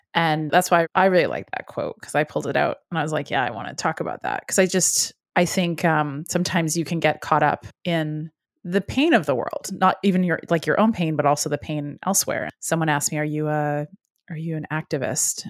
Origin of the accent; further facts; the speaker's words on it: Edmonton, Alberta, Canada; we are both from Edmonton, Alberta